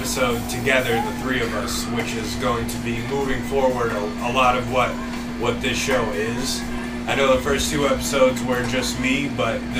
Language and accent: English; Ellington, Connecticut, United States; we're all from Ellington